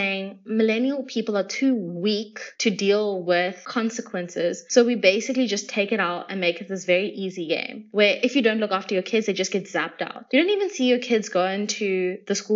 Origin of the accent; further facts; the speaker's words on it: South Africa; I'm South African